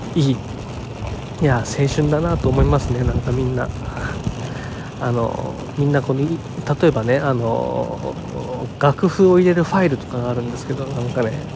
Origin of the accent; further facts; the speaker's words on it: Chiba, Japan; 地元千葉県の地元の中学校に行ってきたんですね